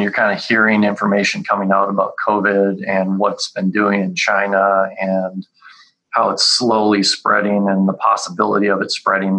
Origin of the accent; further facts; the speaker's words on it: Calgary, Alberta, Canada; moved away; I grew up in Calgary, up in Canada